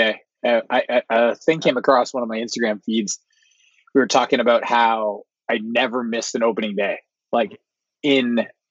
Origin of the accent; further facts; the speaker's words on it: Gatineau Valley, Quebec, Canada; also born or lived in Wakefield, Quebec; now in Vancouver, Canada; I grew up in the Gano Valley.